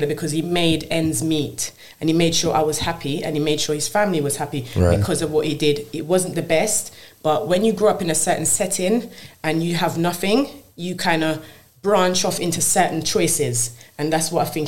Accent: Jamaica; I was born in Jamaica.

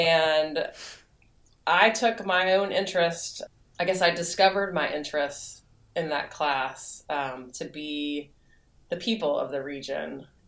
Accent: Jackson, Mississippi, United States; also born or lived in Oxford, Mississippi; as a kid growing up in Jackson, admiring the photographers of my home state

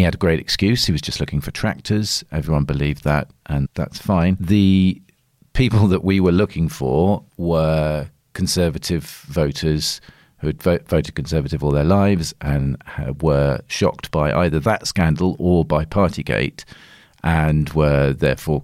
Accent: Devon, South West England, United Kingdom; moved away as an adult; I was born in Devon. I grew up there and I lived there until I was 18.

